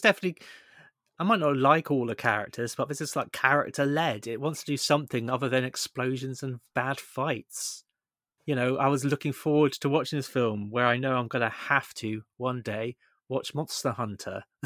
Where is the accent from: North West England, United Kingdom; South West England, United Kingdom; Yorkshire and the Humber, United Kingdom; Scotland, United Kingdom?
South West England, United Kingdom; Somerset; we're both from Somerset